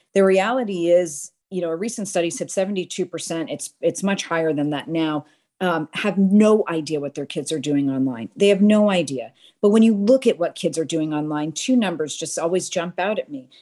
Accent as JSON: {"language": "English", "town": "Boston", "region": "Massachusetts", "country": "United States", "tie": "born or raised there", "moved": "as an adult", "lives_now": "Houston, United States", "said": "born and raised in Boston, but married a Texan and found myself in Houston, Texas in two thousand and four."}